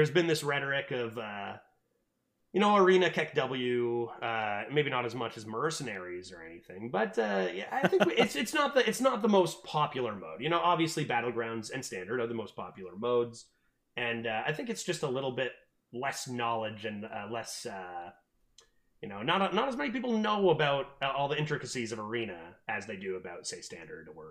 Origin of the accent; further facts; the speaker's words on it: Southern Ontario, Canada; I'm Canadian.